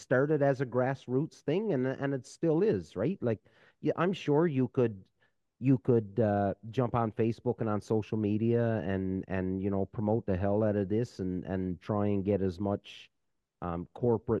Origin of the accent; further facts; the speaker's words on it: Canada; I'm just a Canadian.